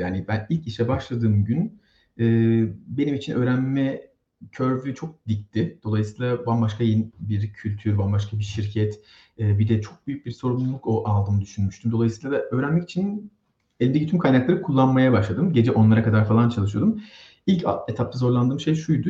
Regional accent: İzmir, Turkey; moved away as an adult; now in Sweden; Ben İzmirliyim

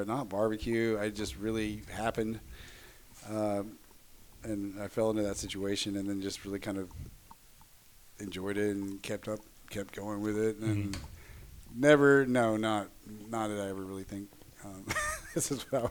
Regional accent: Tyler, Texas, United States; also born or lived in San Marcos, Texas; now in Austin, United States; I'm from East Texas originally

